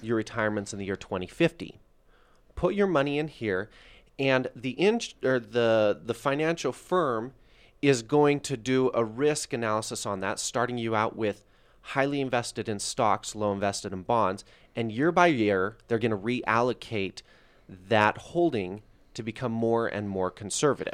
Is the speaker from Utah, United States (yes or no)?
yes; Salt Lake Valley, Utah, United States; I'm, I'm here from the Salt Lake Valley. It's where we're broadcasting from today